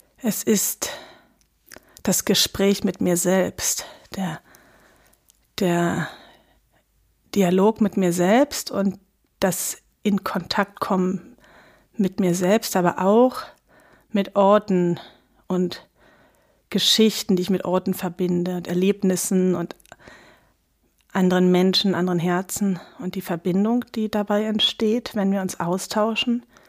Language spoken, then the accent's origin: German; Lübeck, Schleswig-Holstein, Germany; ich habe eine enge Bindung zu Lübeck, wo ich aufgewachsen bin